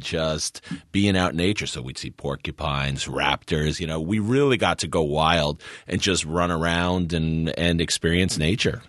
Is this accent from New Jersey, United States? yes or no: yes; New Jersey, United States; also born or lived in Northeast Kingdom, Vermont; we grew up in New Jersey